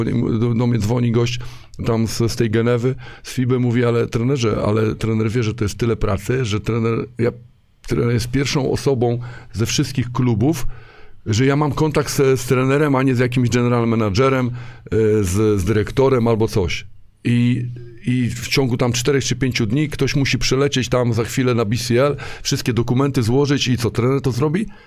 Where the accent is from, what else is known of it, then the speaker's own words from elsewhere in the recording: Warsaw, Masovian Voivodeship, Poland; now in Szczecin, Poland; Jestem w ogóle z Warszawy